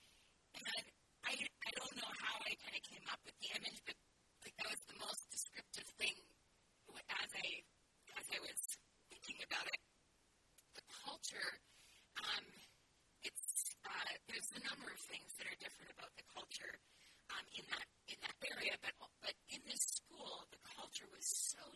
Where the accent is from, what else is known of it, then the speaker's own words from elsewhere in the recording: Alberta, Canada; moved away as an adult; also born or lived in Saskatchewan / Cincinnati, Ohio; I grew up in Alberta